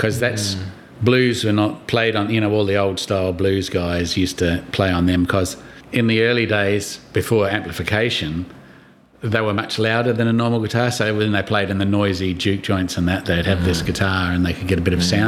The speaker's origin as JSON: {"language": "English", "town": "Adelaide", "region": "South Australia", "country": "Australia", "tie": "born or raised there", "said": "I was born back in Adelaide, and so I just used to go back there for holidays and things, you know, when I was a kid"}